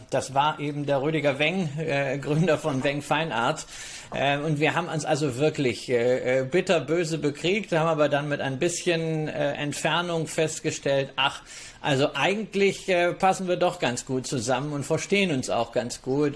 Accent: North Rhine-Westphalia, Germany; also born or lived in Berlin / Mallorca; meinem Heimatbundesland NRW

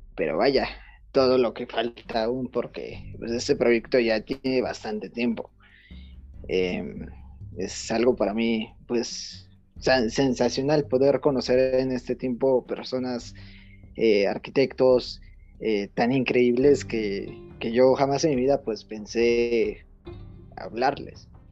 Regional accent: Mexico; somos de México, somos de México

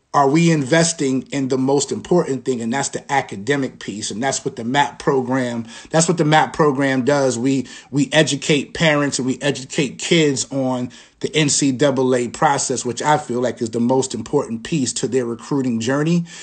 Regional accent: East Hampton, New York, United States; I'm from, I'm from Long Island, New York. I'm from East Hampton, New York, and, uh, played basketball growing up

